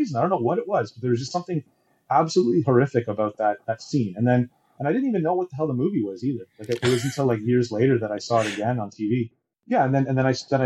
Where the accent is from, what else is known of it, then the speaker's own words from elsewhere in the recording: Toronto, Ontario, Canada; moved away as an adult; now in Taiwan; I grew up in Toronto, in Canada.